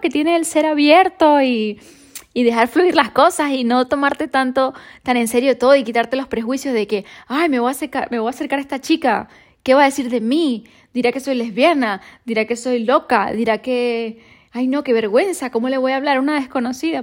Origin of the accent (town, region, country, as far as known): Venezuela; now in Madrid, Spain